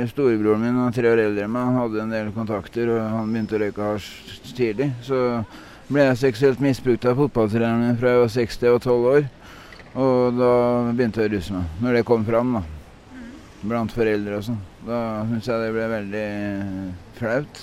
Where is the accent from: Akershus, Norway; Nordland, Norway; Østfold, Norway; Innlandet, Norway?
Østfold, Norway; Sarpsborg; moved away as an adult; also born or lived in Drammen; now in Oslo, Norway; født i Drammen, og flytta derfra da jeg var fem år, til Sarpsborg. Og så bodde jeg i Sarpsborg til jeg var ja, 22.